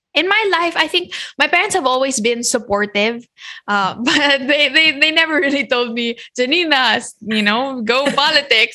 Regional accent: Philippines; a Filipino citizen

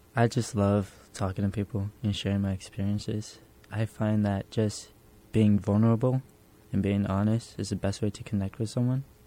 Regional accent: New York City, New York, United States; Specifically, I grew up in Hell's Kitchen

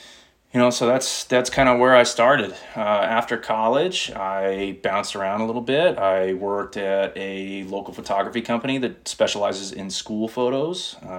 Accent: Grand Junction, Colorado, United States; I was born and raised in Grand Junction, Colorado. Still live here with my family, with my beautiful wife and our son. Like I said, I was born and raised here. You know, I went to high school here, played basketball here.

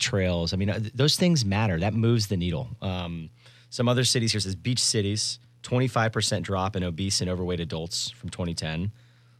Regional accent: Boca Raton, Florida, United States; moved away as an adult; now in Jacksonville, United States; I moved here in 2001, and I'm from South Florida.

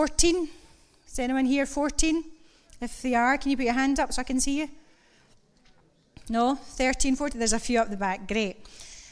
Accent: Kilmacolm, Scotland, United Kingdom; moved away; also born or lived in Greenock; I grew up in Kilmacoom. I'm a farmer's lass.

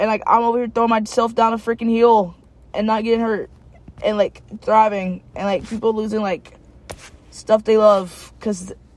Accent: Knoxville, Tennessee, United States; moved away as an adult; also born or lived in Cookeville, Tennessee; I'm from Knoxville, but, like, I don't know anyone in Knoxville, really, except my family nowadays.

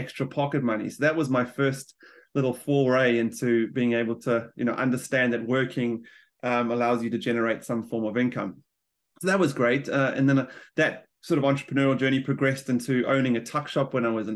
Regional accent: South Africa; moved away as an adult; now in New Zealand; I'm a South African immigrant, like a lot of New Zealanders now, and I've been in New Zealand for the last 12 years.

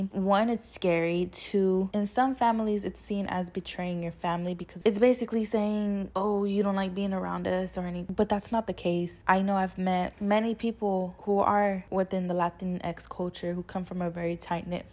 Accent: San Antonio, Texas, United States; moved away as an adult; now in New York City, United States; I am from San Antonio, Texas, the south side of San Antonio, Texas, Five Palms

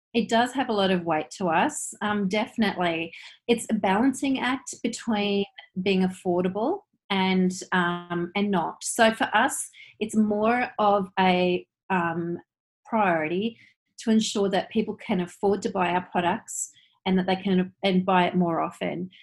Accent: Queensland, Australia; now in New Zealand; I'm actually Australian, but I'm married to a New Zealander

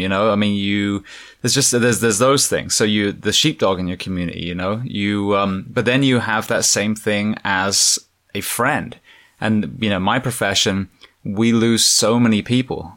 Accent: England, United Kingdom; moved away; growing up in England, we had the I R

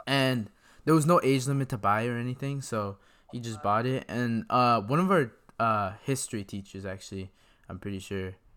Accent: Greater Toronto Area, Ontario, Canada; I'm from Toronto

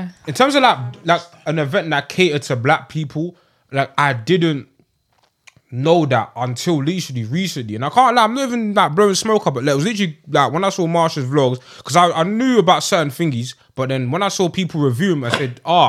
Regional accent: London, United Kingdom; moved away as an adult; now in South London, United Kingdom; I'm from Hackney. Well, I live South. I'm from Hackney, but I live in South.

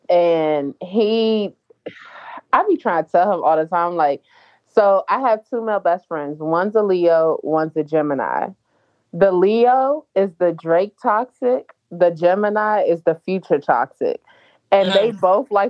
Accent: Jamaica; I'm a Jamaican girl

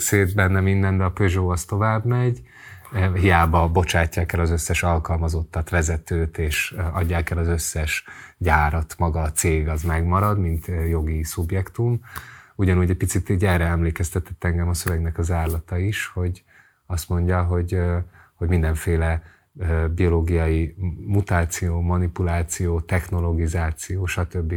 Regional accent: Hungary; amelyben én felnőttem Magyarországon

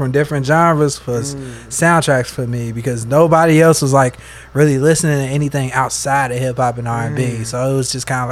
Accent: Bellwood, Illinois, United States; where I'm from is a small town right outside of Chicago called Bellwood, Illinois.

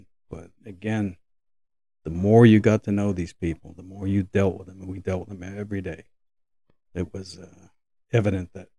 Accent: New York City, New York, United States; As I grew up in New York City

